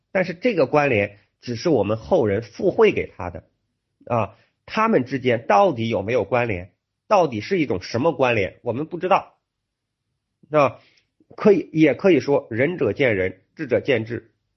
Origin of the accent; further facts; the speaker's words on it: China; 我们中国人